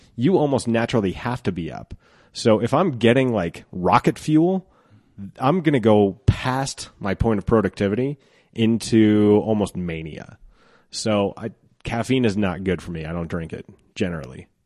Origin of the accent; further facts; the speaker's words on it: Twentieth and Youngfield, Colorado, United States; at twentieth and Youngfield was, uh, an Italian restaurant called Andalini's, and we owned